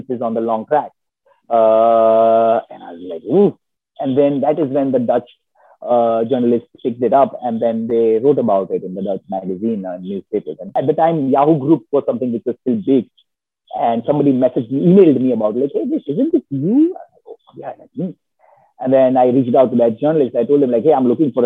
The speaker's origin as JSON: {"language": "English", "country": "India", "tie": "born or raised there", "also_born_or_lived": "Copenhagen, Denmark", "moved": "as an adult", "lives_now": "Netherlands", "said": "growing up in India"}